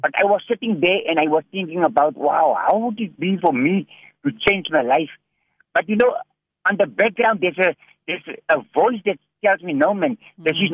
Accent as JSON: {"language": "English", "town": "Cape Town", "region": "Western Cape", "country": "South Africa", "tie": "born or raised there", "also_born_or_lived": "Hanover Park / Manenberg", "said": "I'm a South African citizen. Uh, you know, I was uh, about three years old when my when my mother passed away, and uh, we did we did grow up in a place called Sunnyside near uh, Belgravia"}